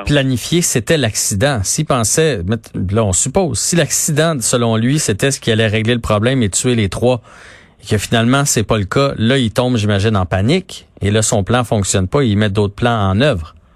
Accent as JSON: {"language": "French", "region": "Quebec", "country": "Canada", "said": "tous en tant que Québécois"}